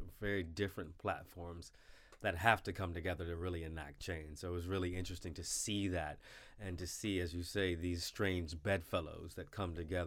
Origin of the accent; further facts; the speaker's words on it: Virginia, United States; my home state of Virginia